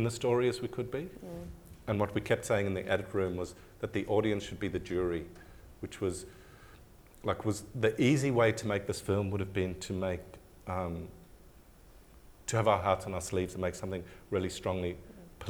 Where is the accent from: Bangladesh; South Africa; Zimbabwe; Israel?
South Africa; now in Australia; being South African, I've got a different kind of baggage to being white Australian